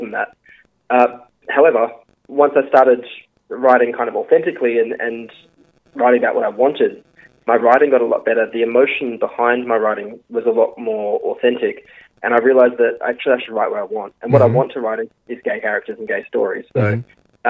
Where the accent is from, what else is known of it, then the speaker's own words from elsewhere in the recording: Geraldton, Western Australia, Australia; moved away; I loved growing up there